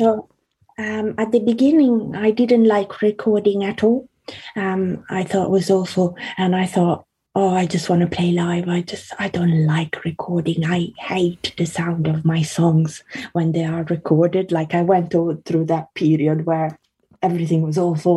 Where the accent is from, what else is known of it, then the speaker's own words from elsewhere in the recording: Italy; also born or lived in Carrara, Italy / Australia / South London, United Kingdom; now in London, United Kingdom; I grew up in Italy, so I went to primary school um, in Italy, and then um, I lived in Australia as well.